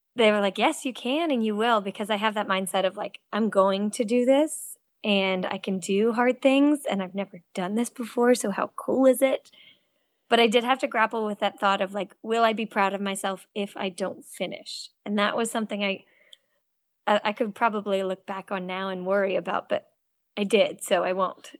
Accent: Cape Cod, Massachusetts, United States; also born or lived in Connecticut; now in North Carolina, United States; I grew up swimming in Cape Cod

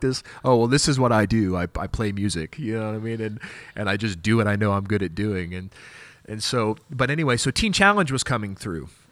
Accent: Wichita, Kansas, United States; I'm from Wichita, Kansas

